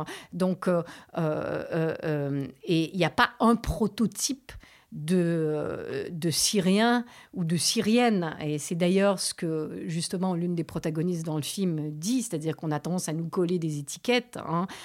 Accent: Canada; moved away as an adult; also born or lived in Beirut, Lebanon; now in France; mon père est libanais, ma mère est canadienne. J'ai grandi au Canada.

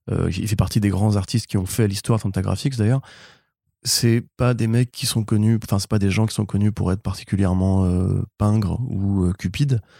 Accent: Alsace, Grand Est, France; Bah, je suis alsacien

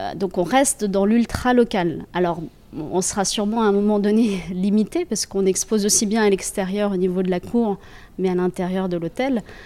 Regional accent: Centre region, Centre-Val de Loire, France; moved away as an adult; also born or lived in Paris; retourne dans ma région d'origine

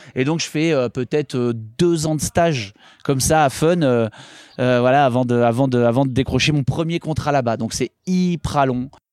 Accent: Les Orres, Provence-Alpes-Côte d'Azur, France; now in Paris, France; Les Ors, Vars, Serre Chevalier, Montgenèvre. Voilà, c'est là où j'ai grandi, où j'ai appris à skier

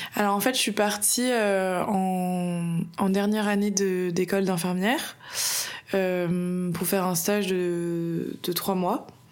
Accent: Bordeaux, Nouvelle-Aquitaine, France; je suis bordelaise et j'ai passé toute ma vie à Bordeaux.

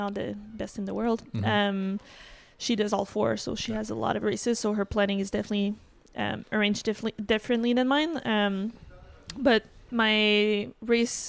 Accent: Quebec City, Quebec, Canada; also born or lived in Vermont; I'm from Quebec City

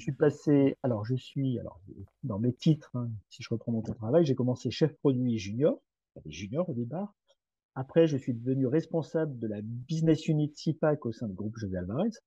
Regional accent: Brittany, France; je suis breton

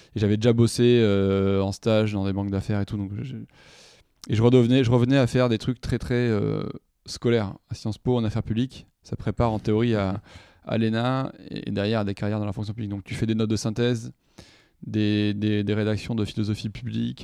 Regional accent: Toulouse, Occitania, France; je suis né en 83, c'est un petit moment déjà, à Toulouse, dans le sud-ouest

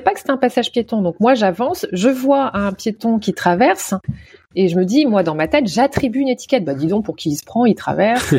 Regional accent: Nantes, Pays de la Loire, France; moved away; also born or lived in Canada; depuis mon retour en France, dans ma ville natale à Nantes, il y a cinq ans

